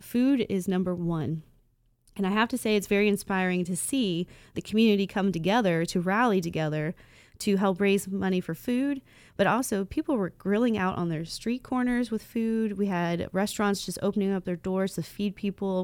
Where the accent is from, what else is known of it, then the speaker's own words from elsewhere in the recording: Dayton, Ohio, United States; I'm from North Dayton. Uh, so Inglewood, Vandalia, Huber Heights, those are my stomping grounds. Even into Beaver Creek and Fairfield, that's everywhere I grew up